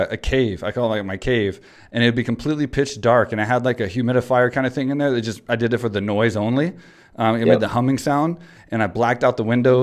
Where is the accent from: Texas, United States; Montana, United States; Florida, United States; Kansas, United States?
Texas, United States; Houston; that is in Houston, Texas, man. That's where I'm from. That's my hometown